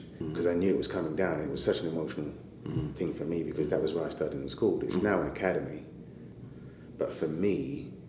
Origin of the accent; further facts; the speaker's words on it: London, United Kingdom; born and raised in East London, in Hackney, working class background, Nigerian parents